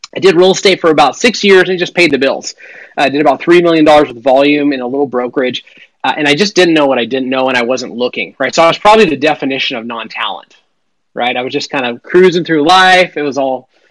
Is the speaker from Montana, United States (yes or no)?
yes; Western Montana, United States; I grew up in Western Montana